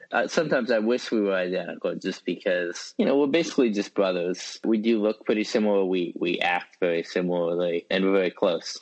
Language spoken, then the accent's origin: English; West Lafayette, Indiana, United States; also born or lived in Worcester, Massachusetts; When I was one year old, my family moved to West Lafayette, Indiana, and that is where I grew up.